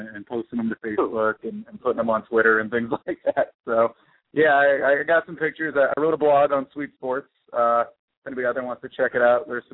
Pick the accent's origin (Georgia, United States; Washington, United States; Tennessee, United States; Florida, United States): Florida, United States; South; I grew up in South Florida, but my family's from Pittsburgh